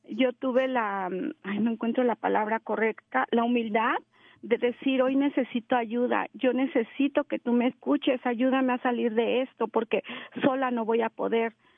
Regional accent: Mexico City, Mexico; moved away; yo soy mexicana, soy de la Ciudad de México

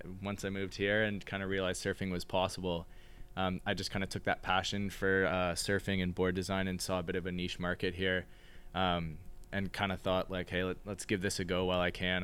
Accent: Kingston, Ontario, Canada; now in Toronto, Canada; I grew up in Kingston, so three hours east of here

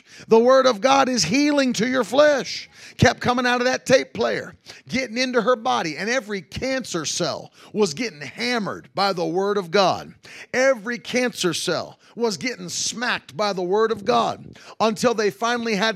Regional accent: West Virginia, United States; moved away; growing up in West Virginia

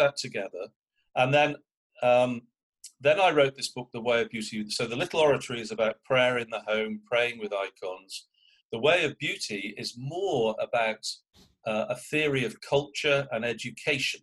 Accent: United Kingdom; now in United States; I'm British

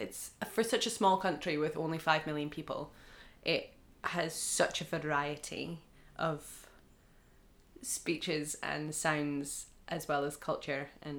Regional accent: Scotland, United Kingdom; accent: Doric; I say abouts, but somewhere from somewhere else in Aberdeenshire might say abouts.

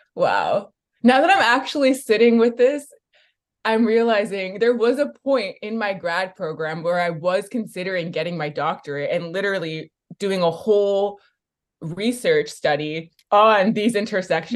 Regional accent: Bay Area, California, United States; growing up in the Bay Area

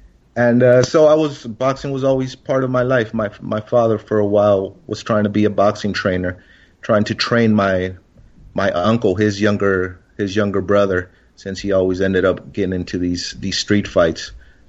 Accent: El Paso, Texas, United States; I'm originally from El Paso, Juarez, the borderland. My parents are from Juarez, and my father was in the military, so we moved around a lot, but I still consider El Paso, Juarez my home.

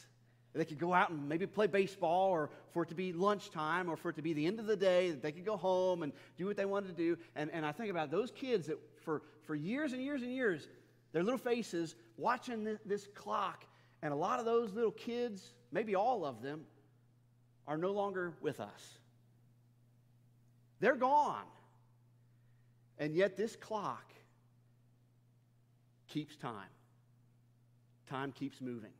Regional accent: Northern Kentucky, United States; in my hometown where I grew up in Northern Kentucky

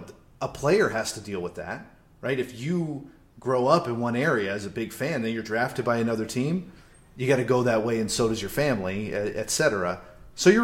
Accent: Phoenix, Arizona, United States; moved away; he's in Phoenix, he's on my hometown

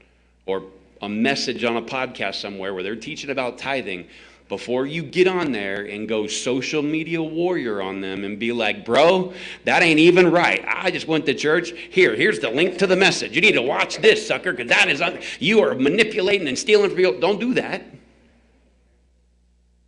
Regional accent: the South, United States; I'm from the South

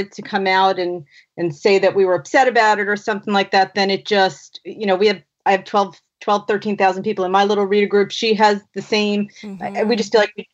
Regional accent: New York, United States; I'm from New York. I'm about a half an hour outside of the city in Long Island

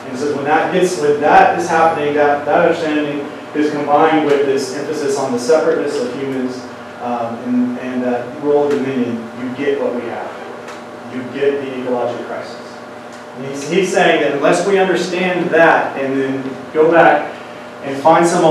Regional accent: Wyoming, United States; also born or lived in Oklahoma City, Oklahoma; I grew up partially in Oklahoma City, but we moved to Wyoming when I was in third grade

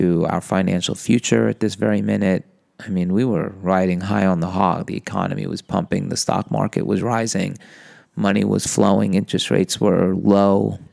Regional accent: New York, United States; I'm a boy from New York

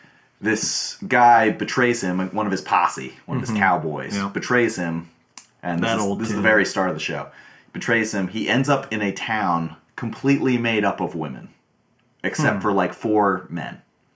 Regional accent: Warrenton, Virginia, United States; I grew up in Warrenton, Virginia.

